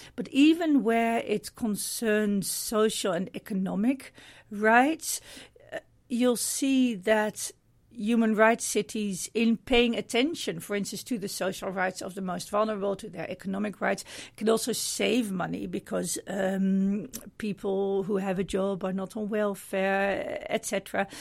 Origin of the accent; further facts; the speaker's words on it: Middelburg, Zeeland, Netherlands; I'm from Middelburg in the, in the Netherlands